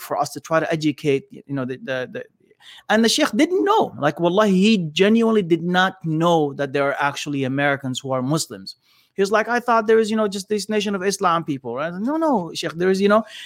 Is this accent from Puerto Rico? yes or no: no; Canada; I was raised in Canada